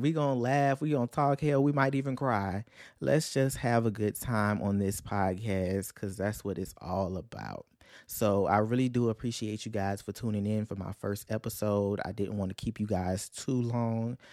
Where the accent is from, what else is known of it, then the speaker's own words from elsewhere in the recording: Louisiana, United States; I'm from Louisiana